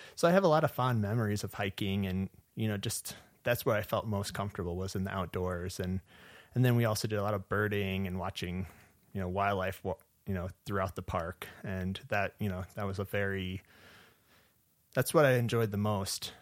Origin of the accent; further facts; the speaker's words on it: Portage, Michigan, United States; moved away as an adult; also born or lived in Tennessee / Upper Peninsula, Michigan / Yellowstone National Park; now in Montana, United States; originally I'm from Portage, Michigan, which is located in southwest Michigan